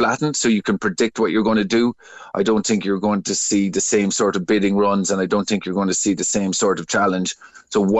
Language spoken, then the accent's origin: English; Cork, Munster, Ireland; I'm from Cork